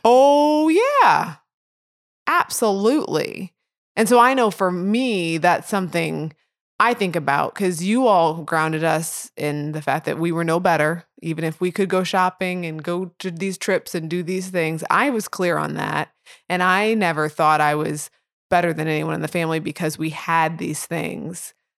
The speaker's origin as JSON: {"language": "English", "town": "Edwardsville", "country": "United States", "tie": "born or raised there", "said": "I grew up in Edwardsville"}